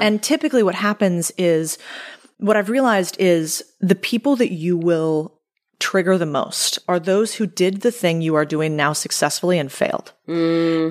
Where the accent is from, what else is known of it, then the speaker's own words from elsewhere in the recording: United States; I'm American